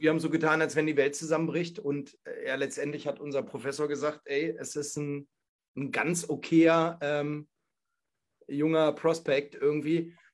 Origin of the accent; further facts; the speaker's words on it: Hanover, Lower Saxony, Germany; ich komme ja nun mal aus Hannover